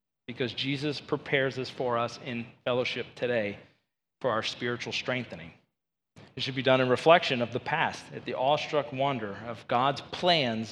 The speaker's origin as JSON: {"language": "English", "region": "Georgia", "country": "United States", "moved": "as an adult", "lives_now": "Green Bay, United States", "said": "I did not grow up in Wisconsin, and I'm originally from Georgia"}